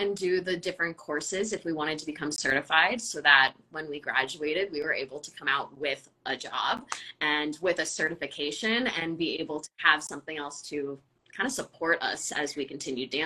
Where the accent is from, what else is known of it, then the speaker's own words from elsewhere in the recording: Southern California, United States; I'm from Southern California, so I was dancing American style ballet with Ballet Pacifica until I was 16